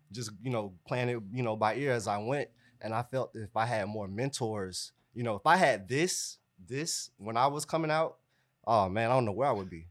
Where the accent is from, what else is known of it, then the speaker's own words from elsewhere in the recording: Clayton County, Georgia, United States; also born or lived in East Point, Georgia; I am from East Point, Georgia, but I grew up here in Clayton County.